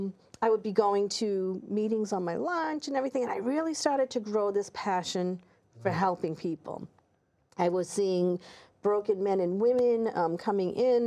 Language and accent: English; Massachusetts, United States; I'm from Massachusetts.